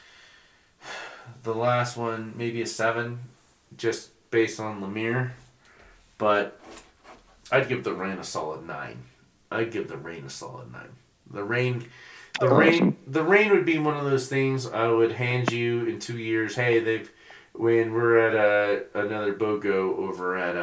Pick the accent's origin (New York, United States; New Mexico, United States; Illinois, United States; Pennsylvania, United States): New Mexico, United States; Albuquerque; now in Colorado, United States; I'm from Albuquerque.